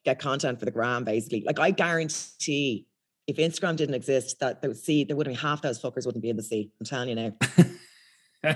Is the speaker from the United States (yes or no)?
no; Ireland; accent: thick Irish, posh; moved away as an adult; now in United Kingdom; I've got quite a thick Irish accent